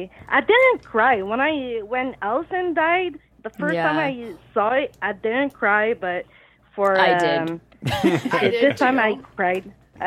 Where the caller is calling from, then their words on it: Quebec, Canada; from Quebec, Canada.